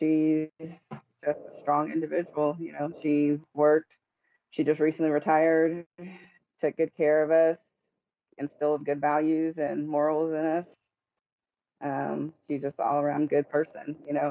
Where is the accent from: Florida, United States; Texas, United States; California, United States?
Texas, United States; Killeen; We grew up here in Killeen, Texas.